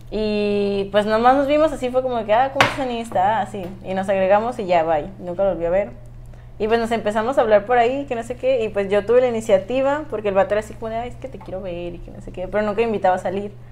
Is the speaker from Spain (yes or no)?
no; Guadalajara, Jalisco, Mexico; Bueno, yo soy de Guadalajara y mis hermanas estaban estudiando en la universidad aquí hace unos años.